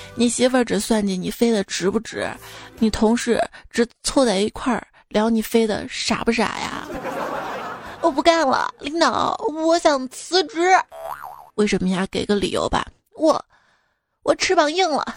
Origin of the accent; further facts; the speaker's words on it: Xi'an, Shaanxi, China; 我们西安